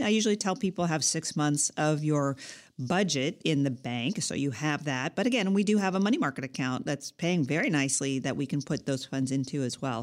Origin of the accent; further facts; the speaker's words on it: California, United States; I'm a Californian, and I've lived in California all my life as well